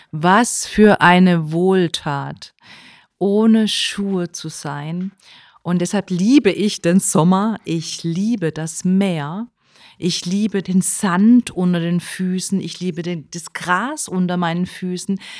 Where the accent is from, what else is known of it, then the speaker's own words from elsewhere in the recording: Baden-Württemberg, Germany; Ich komme ja aus der Ortenau, ne? Und da haben wir schon ganz früh solche äh, Wege gehabt und ähm, einer war so auch in Zellweierbach, ne?